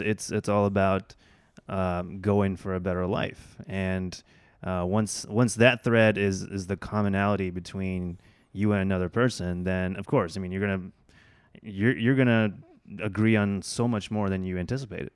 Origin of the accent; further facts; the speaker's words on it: Oklahoma, United States; also born or lived in Bangladesh; I grew up in Oklahoma. Uh, af, and my family immigrated from Bangladesh to the U S when I was about two